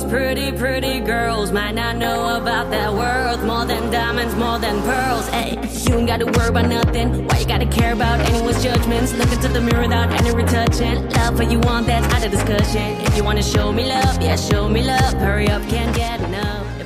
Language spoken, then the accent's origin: German; Dresden, Saxony, Germany; accent: Saxon; Naja, sagen wir es mal so, ich bin in Dresden geboren und aufgewachsen